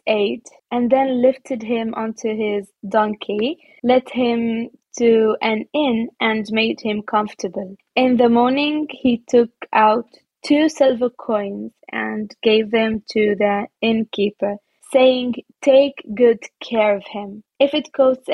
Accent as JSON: {"language": "English", "town": "Nazareth", "region": "Northern District", "country": "Israel", "tie": "born or raised there", "second_language": "English", "moved": "as an adult", "lives_now": "Germany", "said": "I grew up even in Nazareth, the Holy Land"}